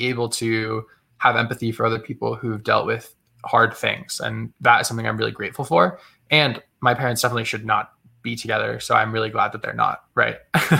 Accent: Massachusetts, United States; I grew up in Massachusetts and in a small town, super out of the way, very rural. And I was just in the woods all the time.

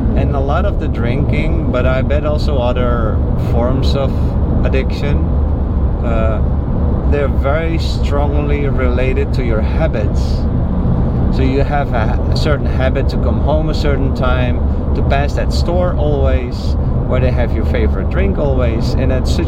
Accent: Netherlands; moved away as an adult; also born or lived in Haiti; now in United States; I'm from the Netherlands

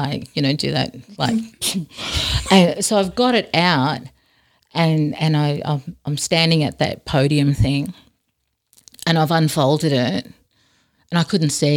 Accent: Darwin, Northern Territory, Australia; now in Robinvale, Australia; we grew up in a housing commission area in Darwin

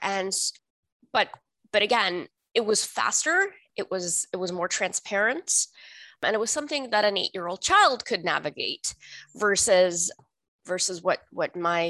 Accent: Canada; English is a second language; also born or lived in India; Canadian. My family, we came to Canada in the late 80s, early 90s as what was then called landed immigrant. We came from India, where we had been living as refugees

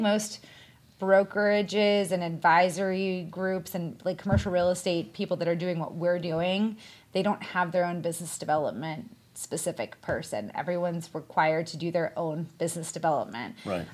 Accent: Pittsburgh, Pennsylvania, United States; also born or lived in Washington, D.C.; since I'm from Pittsburgh and I wanted to be closer to my family, I moved back here

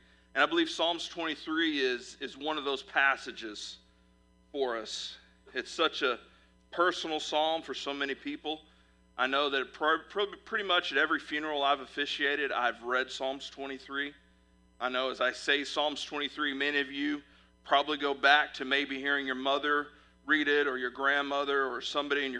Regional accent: Fort Worth, Texas, United States; now in Midwest, United States; I'm originally from Fort Worth, Texas

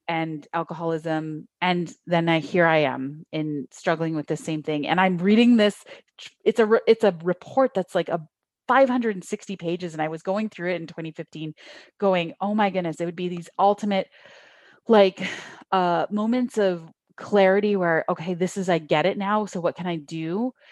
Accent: Niagara region, Ontario, Canada; also born or lived in Thunder Bay / Toronto; I grew up in the Niagara region, so we're, like, you know, across the lake from the, the, everyone knows Toronto

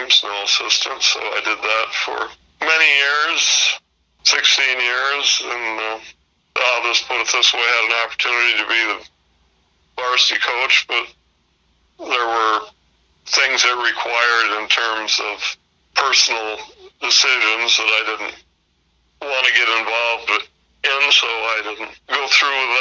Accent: Morrison, Illinois, United States; I grew up in Morrison, Illinois

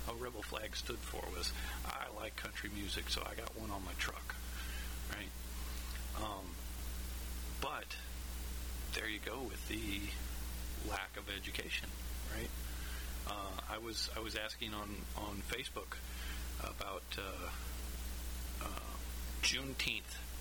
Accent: Kansas, United States; growing up in Kansas, I mean, we're not the South, we're not the North, we're we're just kind of there, right?

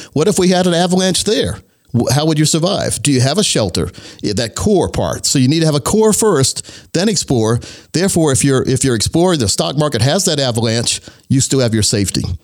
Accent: Laurinburg, North Carolina, United States; I grew up in Laurinburg, North Carolina, a very very small town in Scotland County

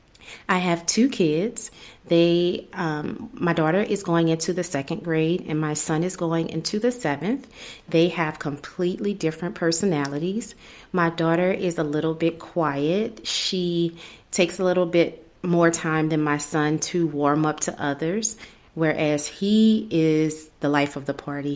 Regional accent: New Orleans, Louisiana, United States; moved away as an adult; also born or lived in Texas / North Carolina / South Carolina / Tennessee; now in Alabama, United States; I'm originally from New Orleans, so that's where the accent comes from

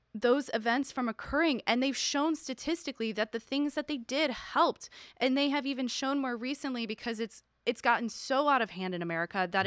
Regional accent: Buffalo, New York, United States; Buffalo, New York, which is my hometown

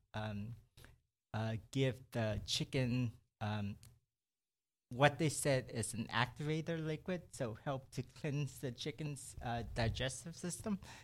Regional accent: Brenham, Texas, United States; also born or lived in Houston; I grew up in Brenham. I, I did my, um, elementary year there, and then after that, in junior high, we moved to Houston, and I stayed there ever since

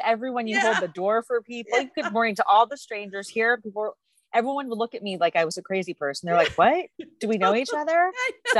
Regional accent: San Antonio, Texas, United States; moved away as an adult; now in Boston, United States; So I'm from San Antonio, Texas, and I came to Boston to go to Boston University.

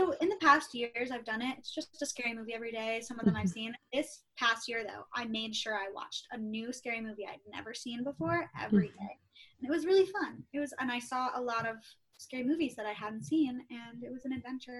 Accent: Midwest, United States; I'm from the Midwest, so that doesn't bother me at all.

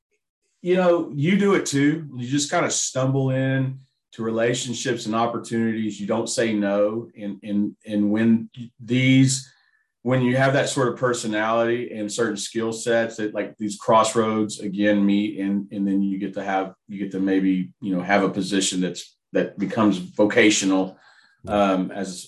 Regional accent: Texas, United States; also born or lived in West Virginia; I grew up in West Virginia. I was born there. I lived there until I was 11. We moved to Texas when I was 12, and I grew up.

